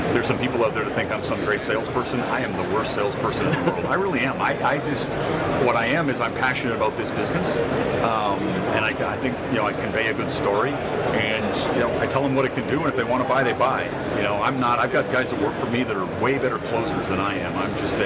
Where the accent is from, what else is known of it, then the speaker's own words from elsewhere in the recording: Dallas, Texas, United States; in Dallas, Texas, my hometown.